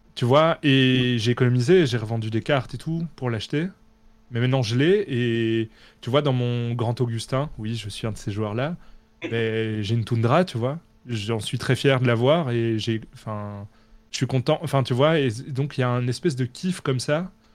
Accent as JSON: {"language": "French", "country": "Belgium", "said": "comme je suis belge"}